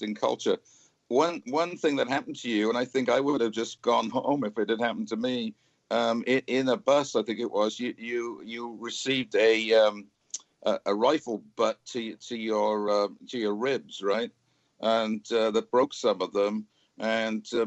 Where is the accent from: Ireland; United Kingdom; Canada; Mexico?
United Kingdom; Cardiff, Wales; moved away as an adult; now in Fort Worth, United States; I live in Fort Worth, Texas, but I grew up in Cardiff in Wales.